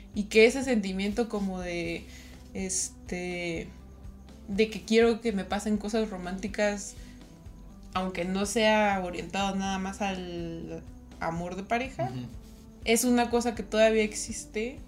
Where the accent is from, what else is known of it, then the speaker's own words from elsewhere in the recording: Toluca, State of Mexico, Mexico; yo soy de Toluca, entonces pues ahí del Estado de México.